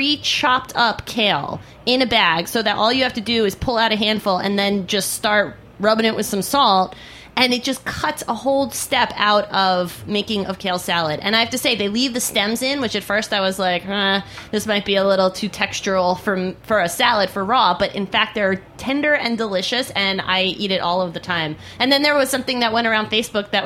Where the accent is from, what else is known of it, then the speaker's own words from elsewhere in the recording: East End of Long Island, New York, United States; where I grew up out on the East End of Long Island